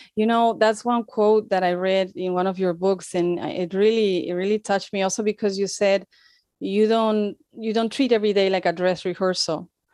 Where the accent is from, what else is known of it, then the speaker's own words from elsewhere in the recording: Spain; moved away as an adult; also born or lived in United States; I'm from Spain. I am in Spain right now. um, lived in the U S for some years